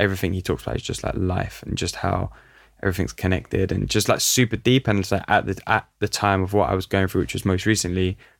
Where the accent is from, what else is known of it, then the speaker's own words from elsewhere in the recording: London, United Kingdom; looking at the culture that I grew up in North London, like Italian community in North London